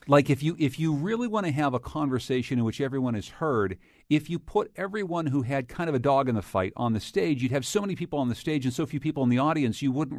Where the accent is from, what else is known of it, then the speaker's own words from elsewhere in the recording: Pittsburgh, Pennsylvania, United States; We'll also find out how new smart signals are improving traffic flow in my hometown of Pittsburgh, Pennsylvania.